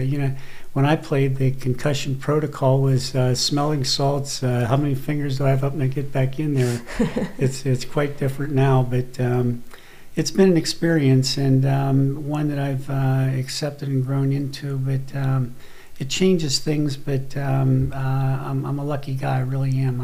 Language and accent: English; Monaca, Pennsylvania, United States; I grew up in Monaca, Pennsylvania, small steel town